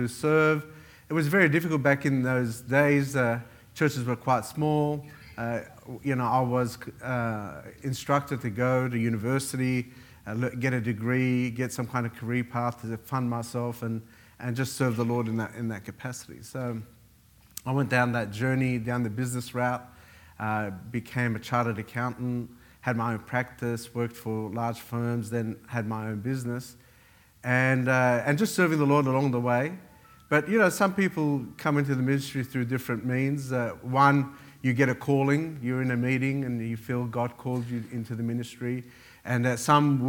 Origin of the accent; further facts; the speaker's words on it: Australia; also born or lived in Beirut, Lebanon; I was born in Lebanon, Beirut, and came to Australia in 1977. I was 9 years old.